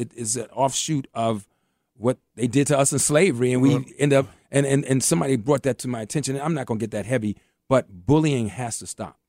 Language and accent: English; Washington, District of Columbia, United States; I grew up in Mayfair Mansion, right across from Parkside, and and Parkside was one of the roughest projects in D.C.